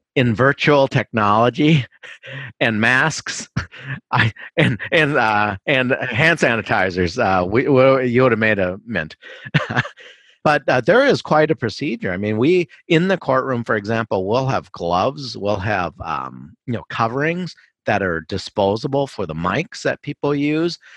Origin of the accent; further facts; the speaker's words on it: Minneapolis, Minnesota, United States; also born or lived in Hong Kong; I'm a Minnesotan all the way through, except for, um, college and law school